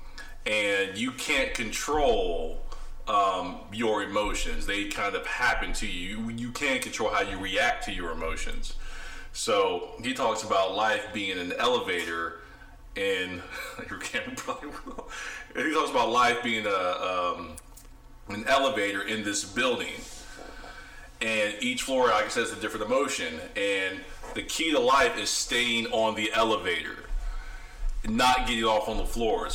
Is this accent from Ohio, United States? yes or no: yes; Ohio, United States; moved away as an adult; now in Dallas, United States; I'm from the Midwest, Ohio. So my accent may sound a little different than... the southerner